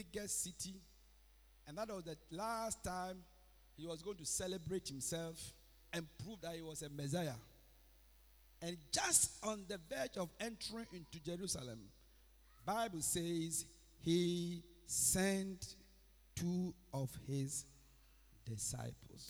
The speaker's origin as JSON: {"language": "English", "country": "Ghana", "tie": "born or raised there", "moved": "as an adult", "lives_now": "Accra, Ghana", "said": "I lived my life all in village. I finished sixth form in 1985. I came to Accra in 1986"}